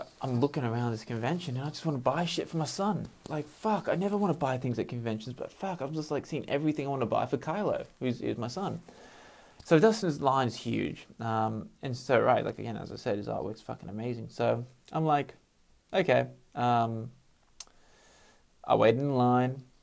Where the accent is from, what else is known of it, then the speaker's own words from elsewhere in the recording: Sydney, New South Wales, Australia; I'm from Sydney.